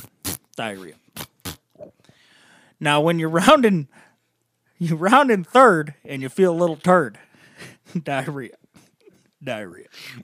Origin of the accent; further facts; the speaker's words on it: near Woodstock, Illinois, United States; She lived in Woodstock, Illinois, is what I'm reading here. Really? That's right next door to my hometown.